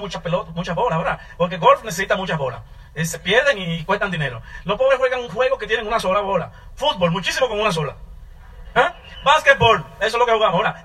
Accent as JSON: {"language": "Spanish", "town": "Santo Domingo", "region": "Distrito Nacional", "country": "Dominican Republic", "tie": "born or raised there", "also_born_or_lived": "New York, United States / Virginia, United States", "moved": "yes", "said": "yo nací y me crié en Santo Domingo, en la ciudad, en el suburbio, en un barrio."}